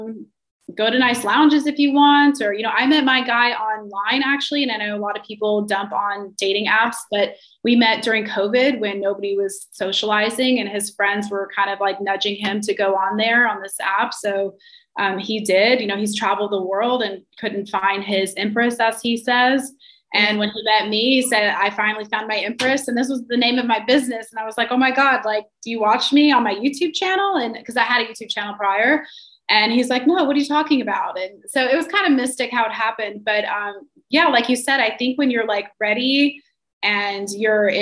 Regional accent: North Carolina, United States; moved away as an adult; also born or lived in New York City; I'm from North Carolina, and I moved to New York City for college when I was 18

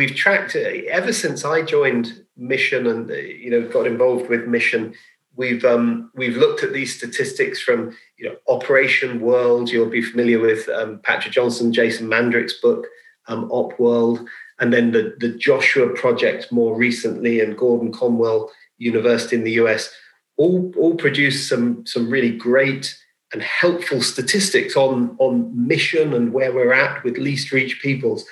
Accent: England, United Kingdom; growing up in England, I'd tick the box and call myself a Christian

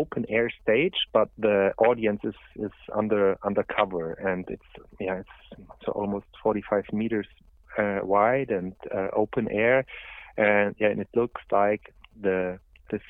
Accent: Oberammergau, Bavaria, Germany; I was born in Oberammergau

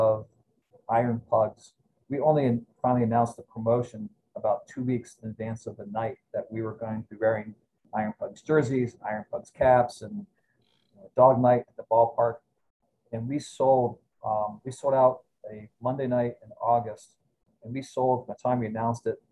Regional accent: Cleveland, Ohio, United States; now in Lehigh Valley, United States; I'm from Ohio originally, near Cleveland

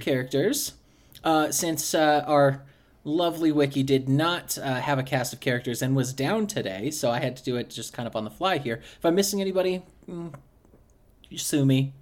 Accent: United States; now in Germany; I am American

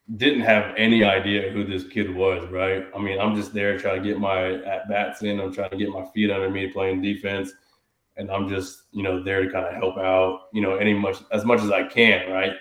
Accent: Houston, Texas, United States; I grew up obviously here in Houston, but I grew up in the suburbs, so it was still considered Houston

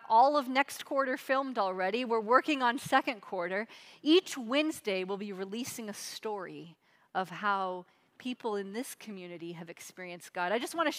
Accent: Seattle, Washington, United States; moved away; I grew up in Seattle, Washington area, all over Seattle

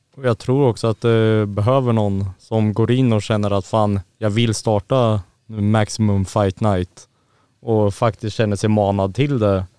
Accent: Örebro, Örebro County, Sweden; moved away; där hemma där jag kommer ifrån

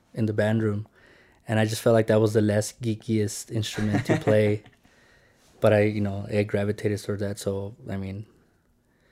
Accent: California, United States; growing up in California

